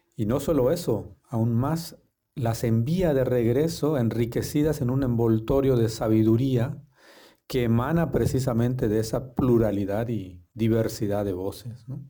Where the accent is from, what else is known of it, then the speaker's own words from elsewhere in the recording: Yucatán Peninsula, Mexico; moved away; also born or lived in Netherlands / Germany; Yo soy originario de las comunidades mayas de la península de Yucatán